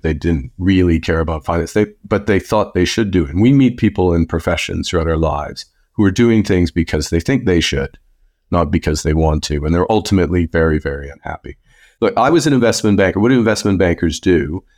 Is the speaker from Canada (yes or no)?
yes; Canada; also born or lived in Fort Smith, Northwest Territories; I grew up in Canada